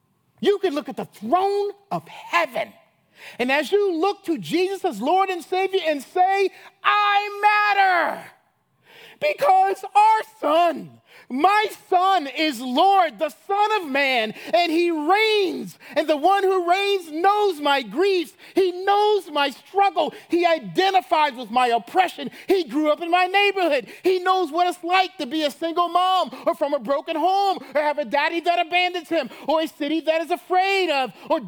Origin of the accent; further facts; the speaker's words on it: Chicago, Illinois, United States; you know, I'm from Chicago, and I'm from that Harvard, Columbia crowd.